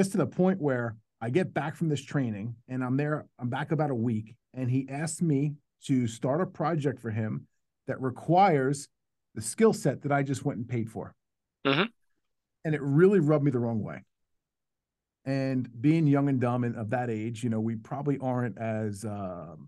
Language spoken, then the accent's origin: English; New York, United States; now in Dallas, United States; I'm from New York